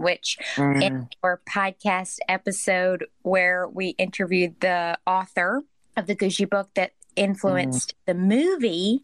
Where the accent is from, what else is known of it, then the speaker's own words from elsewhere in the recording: the South, United States; now in New York, United States; we are American and we're from the South and we live in New York.